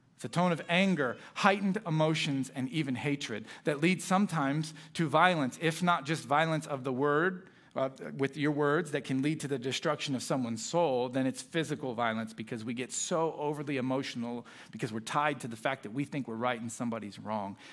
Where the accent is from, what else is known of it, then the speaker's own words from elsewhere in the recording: South Florida, United States; moved away as an adult; also born or lived in Orlando, Florida / Illinois; I was a Miami Heat fan growing up in South Florida